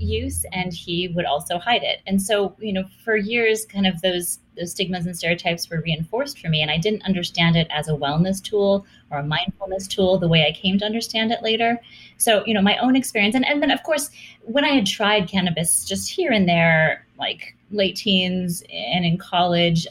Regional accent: Hawaii, United States; I grew up in Hawaii

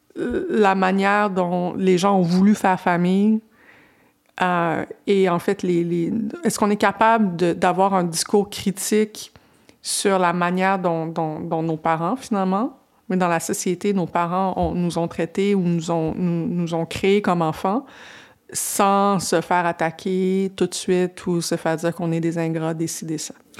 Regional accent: Quebec, Canada; je viens de, je viens pas de Montréal, je viens d'une petite municipalité

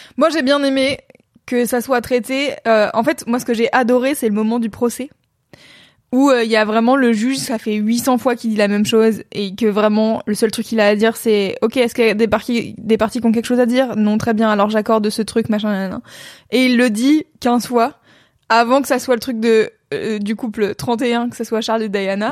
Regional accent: France; j'ai grandi en France dans les années, des années 90 jusqu'à aujourd'hui

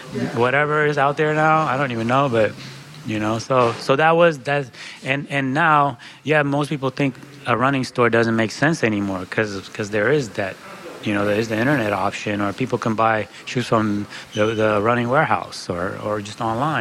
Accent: San Francisco, California, United States; English is a second language; also born or lived in Eritrea; I grew up in San Francisco, so I went to Hoy's store all the time.

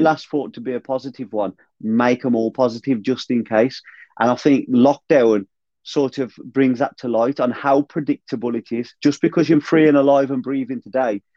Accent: United Kingdom; as British

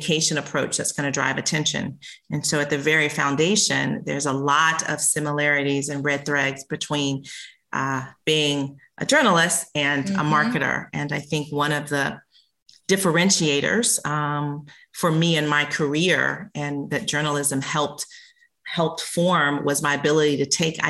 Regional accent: South Carolina, United States; moved away; I grew up in South Carolina.

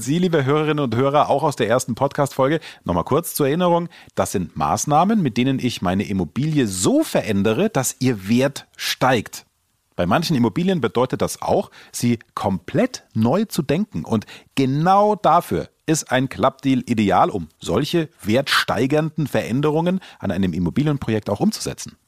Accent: Germany; bei uns in Deutschland

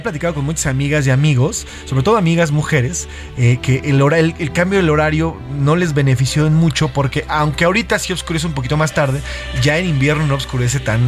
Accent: Mexico; como yo y como muchos mexicanos

